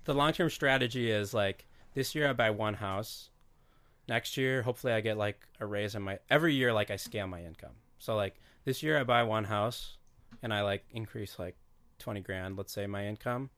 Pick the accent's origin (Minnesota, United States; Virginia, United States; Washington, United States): Minnesota, United States; Duluth; it was kinda fun growing up in Duluth